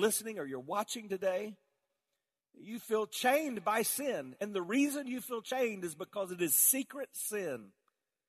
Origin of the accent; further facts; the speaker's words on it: South Carolina, United States; I grew up in South Carolina, all around tobacco fields